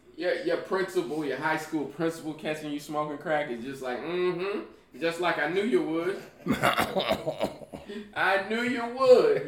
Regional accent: Indianapolis, Indiana, United States; moved away; also born or lived in Georgia / South Florida; I'm from Indianapolis. You know, originally

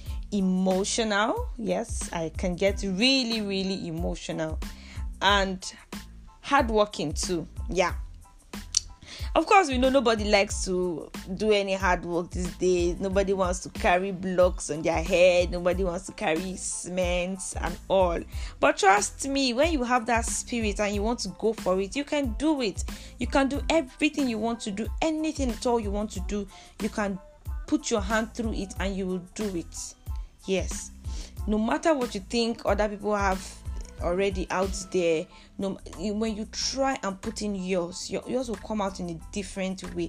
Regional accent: southern Kaduna State, Nigeria; also born or lived in Jos, Nigeria; So, I hail from the southern part of Kaduna State. Yes, I am a Nigerian

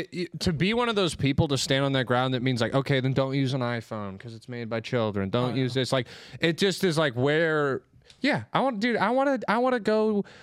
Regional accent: Orange County, California, United States; I grew up in Orange County.

